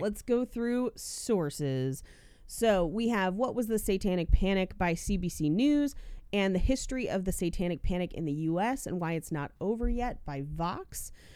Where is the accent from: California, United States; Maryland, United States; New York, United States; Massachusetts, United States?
California, United States; Bay Area; I am from the Bay Area. Hella is in our blood